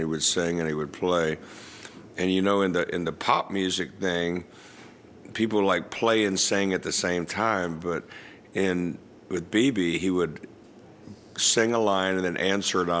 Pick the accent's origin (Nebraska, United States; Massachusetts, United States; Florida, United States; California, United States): Florida, United States; South; I grew up in South Florida